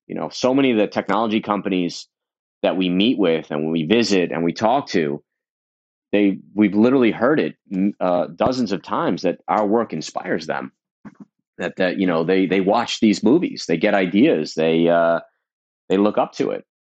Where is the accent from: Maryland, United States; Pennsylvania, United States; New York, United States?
New York, United States; New York City; I grew up in Brooklyn, in Coney Island